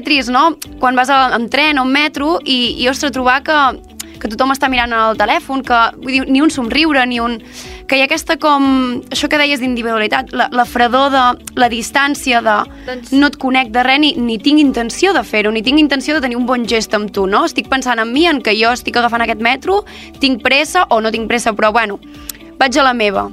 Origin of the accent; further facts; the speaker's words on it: Girona, Catalonia, Spain; moved away as an adult; now in Barcelona, Spain; que vinc de Girona, que és una ciutat